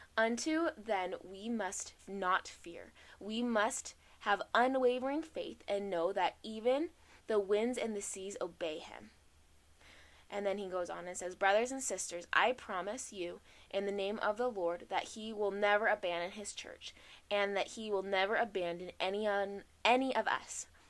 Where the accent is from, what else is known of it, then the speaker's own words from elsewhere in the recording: Arizona, United States; I'm from Arizona